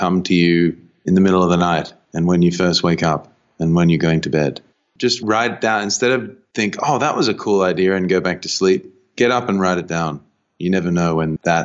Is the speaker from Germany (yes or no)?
no; Australia